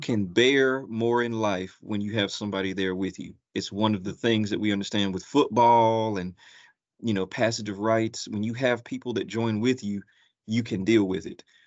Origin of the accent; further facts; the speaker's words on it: Gastonia, North Carolina, United States; moved away as an adult; also born or lived in Atlanta, Georgia; now in Columbus, United States; I'm originally from Gastonia, North Carolina